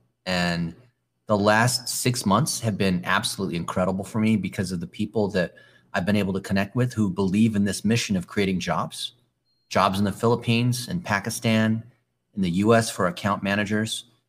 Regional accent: Palos Verdes, California, United States; I grew up in Palos Verdes, California, which is this peninsula just outside of LA.

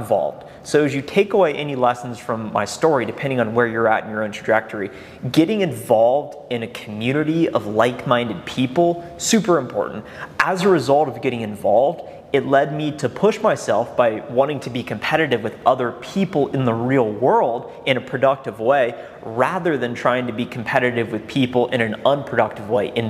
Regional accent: Columbus, Ohio, United States; also born or lived in Athens, Ohio; And I grew up in Columbus

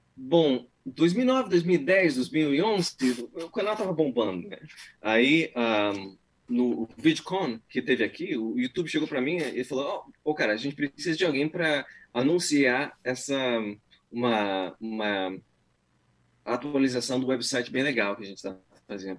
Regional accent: Brazil; now in United States; eu achei que todo mundo sabia que eu era brasileiro

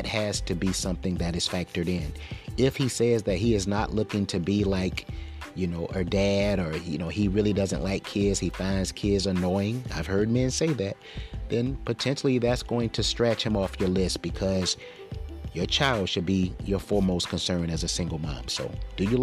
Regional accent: Florence, South Carolina, United States; moved away; That's my old stomping grounds. Originally, I'm from Florence

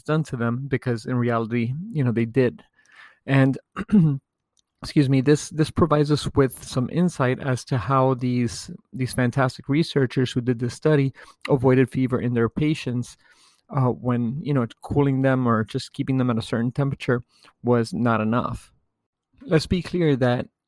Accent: United States; being an American

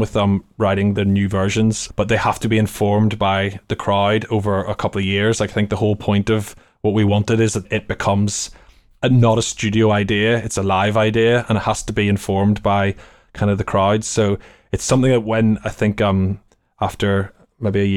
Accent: Belfast, Northern Ireland, United Kingdom; moved away as an adult; now in London, United Kingdom; we've spent equal amounts of time in Belfast growing up and equal time in London

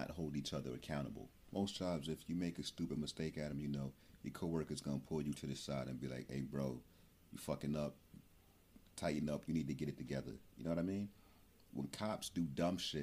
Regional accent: Newark, New Jersey, United States; I'm from Newark, New Jersey.

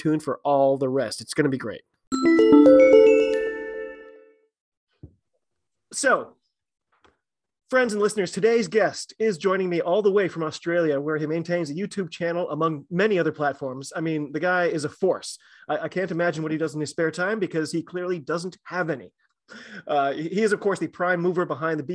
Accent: United States; I'm an American

